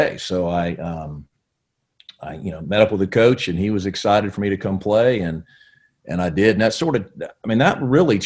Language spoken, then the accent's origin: English; Brooksville, Florida, United States; also born or lived in Connecticut; I grew up really in Brooksville, Florida, kind of central Florida, a little north of Tampa there